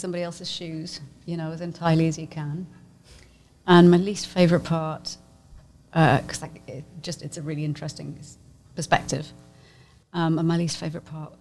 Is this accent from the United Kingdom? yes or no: yes; United Kingdom; I'm just British. It just doesn't go away. I'm just British